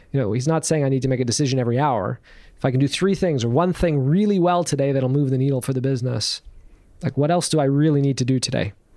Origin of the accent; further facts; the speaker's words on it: Canada; being here in Canada and being Canadian